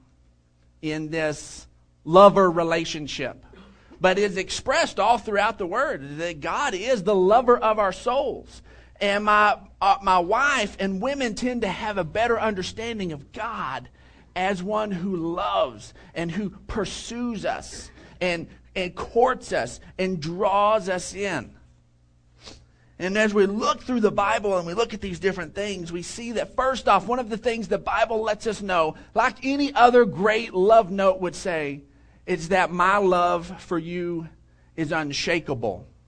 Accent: Odessa, Texas, United States; I grew up in Odessa, and out there it's just flat

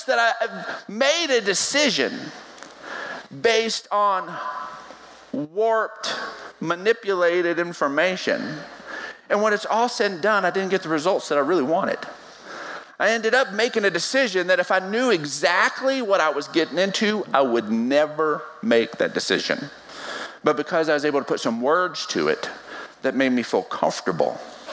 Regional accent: West Texas, United States; I was born and raised in West Texas

